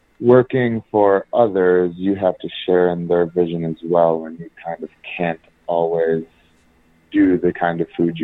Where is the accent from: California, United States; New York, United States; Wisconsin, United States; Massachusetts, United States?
Wisconsin, United States; Green Bay; moved away as an adult; also born or lived in Minneapolis, Minnesota; I was born in Green Bay, Wisconsin.